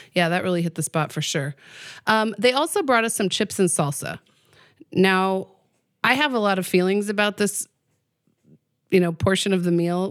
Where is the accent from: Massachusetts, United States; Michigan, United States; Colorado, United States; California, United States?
Colorado, United States; Pueblo; I grew up in Pueblo